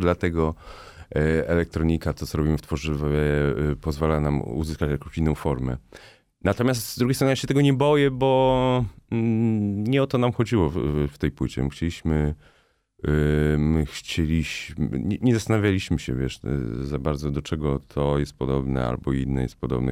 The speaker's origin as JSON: {"language": "Polish", "town": "Warsaw", "region": "Masovian Voivodeship", "country": "Poland", "said": "pochodzę z Ursynowa, czyli takiej części Warszawy"}